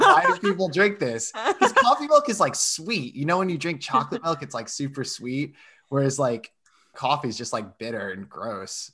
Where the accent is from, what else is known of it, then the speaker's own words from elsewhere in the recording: Rhode Island, United States; I'm from Rhode Island